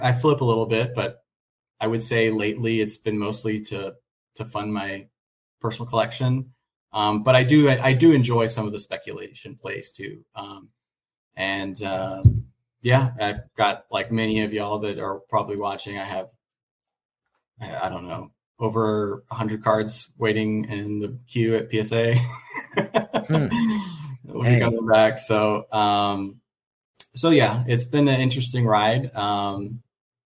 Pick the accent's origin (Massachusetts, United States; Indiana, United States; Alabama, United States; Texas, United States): Texas, United States; Dallas; now in Las Vegas, United States; Being from Dallas, I grew up in Dallas, Texas